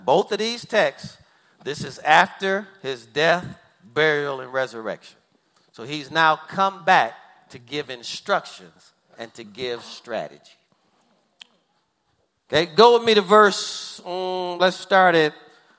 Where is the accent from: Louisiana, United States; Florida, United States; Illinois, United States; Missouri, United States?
Missouri, United States; What is Missouri? I'm from Missouri. It's called the Show Me State.